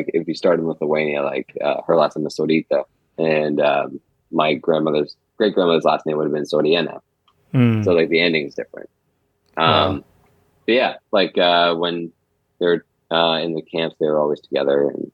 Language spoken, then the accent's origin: English; a small town just north of Toronto, Ontario, Canada; I was born here in Canada. Just north of Toronto. I grew up in a small town there